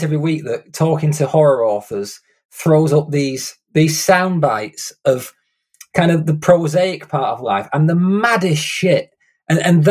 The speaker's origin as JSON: {"language": "English", "area": "Lancashire", "region": "North West England", "country": "United Kingdom", "tie": "born or raised there", "said": "I grew up in a tiny little kind of rundown town in Lancashire in the UK"}